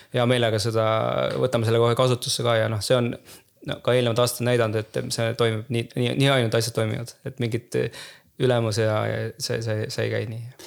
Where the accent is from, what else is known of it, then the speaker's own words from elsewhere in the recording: Tallinn, Harju County, Estonia; moved away as an adult; now in Pärnu, Estonia; ma olen küll Tallinnast pärit, aga ma tunnen ka, et ma olen nagu pool pärnakas